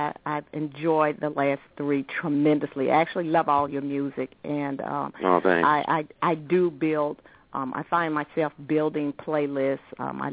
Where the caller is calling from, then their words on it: Oxon Hill, Maryland, United States; I'm calling from Oxon Hill, Maryland.